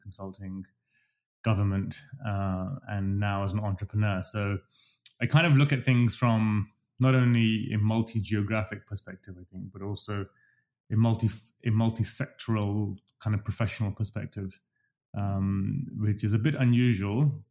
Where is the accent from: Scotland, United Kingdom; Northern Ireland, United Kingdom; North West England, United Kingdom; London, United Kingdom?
London, United Kingdom; accent: English; moved away as an adult; also born or lived in Dubai, United Arab Emirates; now in Toronto, Canada; I'm British. I speak English with an English accent, as I keep reminding everybody. Um, I've spent most of my life in London